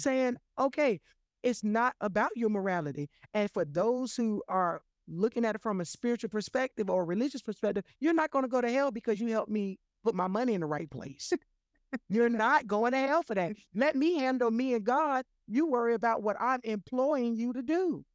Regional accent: Florida, United States; I'm born and raised in Florida

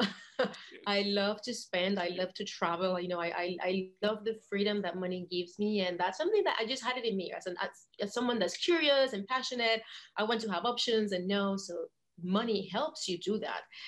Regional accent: Puerto Rico; also born or lived in Portugal; I am born and raised in Puerto Rico. Right now I'm in Puerto Rico

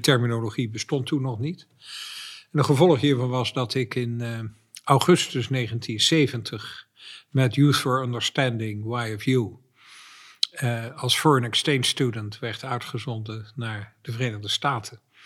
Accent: Dordrecht, South Holland, Netherlands; moved away; ik ben een geboren en getogen Dortenaar

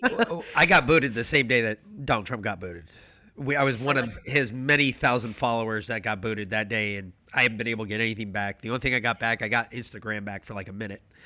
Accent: New York City, New York, United States; I grew up in New York City

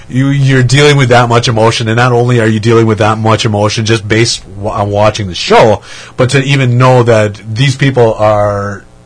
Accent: Manitowoc, Wisconsin, United States; now in Madison, United States; About 45 minutes south of Green Bay in a town called Manitowoc.

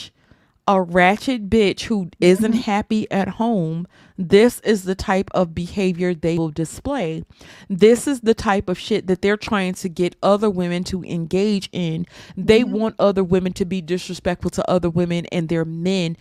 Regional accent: Mississippi, United States; I'm from Mississippi

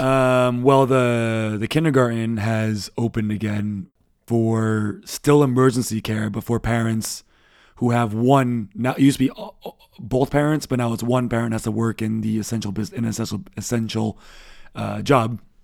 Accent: United States; now in Berlin, Germany; we are American

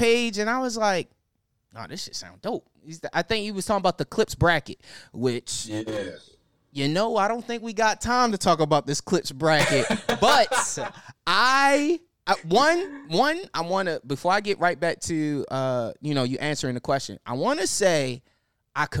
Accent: Baltimore, Maryland, United States; I'm from Baltimore

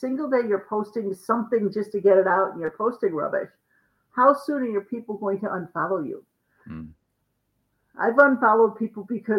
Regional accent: Chicago, Illinois, United States; now in Nashville, United States; I am originally from Chicago. I currently reside in Nashville

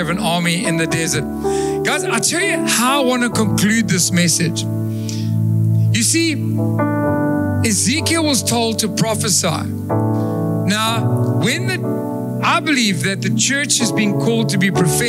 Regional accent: Durban, KwaZulu-Natal, South Africa; I come from Durban

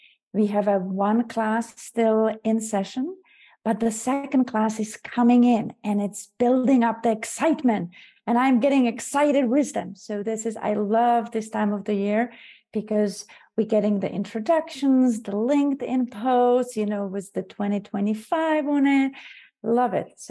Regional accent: Czechia; now in United States; I am from Czech Republic, originally born and raised

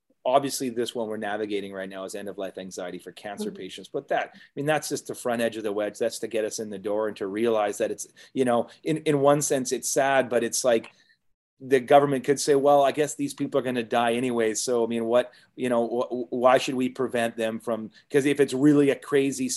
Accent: Canada; as Canadians

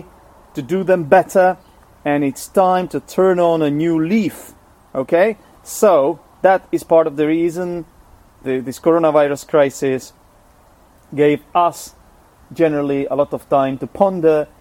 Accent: Czechia; first language Czech; English is a second language; also born or lived in England; I'm Czech, I'm from the Czech Republic. Czech is my first language

